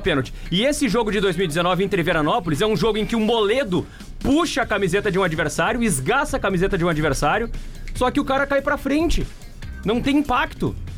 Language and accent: Portuguese; Osório, Rio Grande do Sul, Brazil; Eu, eu não nasci em Osório, mas eu me criei em Osório